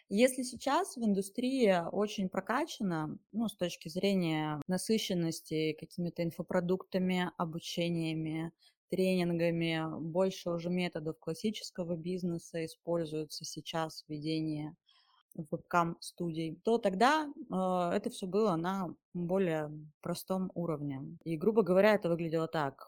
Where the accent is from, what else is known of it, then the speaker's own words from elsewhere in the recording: Mezhdurechensk, Kemerovo Oblast, Russia; moved away as an adult; Я из Сибири, и я родилась в небольшом городочке провинциальном. Он называется Междуреченск. До 17 лет я оттуда не выезжала